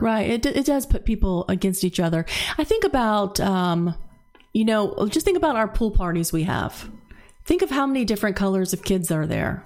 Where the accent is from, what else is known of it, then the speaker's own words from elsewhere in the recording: Zephyrhills, Florida, United States; I grew up in Zephyr Hills